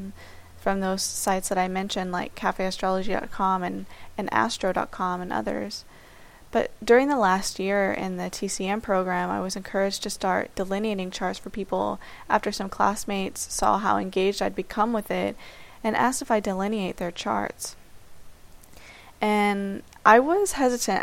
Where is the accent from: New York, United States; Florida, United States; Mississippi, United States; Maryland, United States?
Florida, United States; Miami; I'm from Miami, Florida, and I'm currently 27 years old